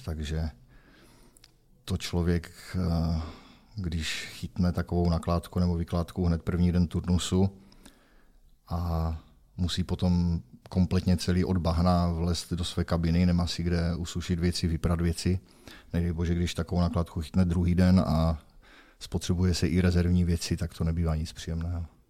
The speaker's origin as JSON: {"language": "Czech", "town": "Opava", "region": "Moravian-Silesian Region", "country": "Czechia", "said": "našel jsem si zaměstnavatele tady u nás v Opavě"}